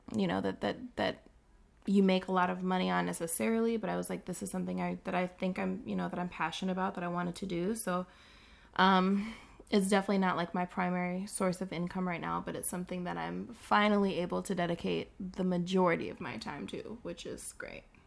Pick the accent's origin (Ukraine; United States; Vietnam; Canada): United States; Saint Paul, Minnesota; born and raised in Saint Paul, living now in Minneapolis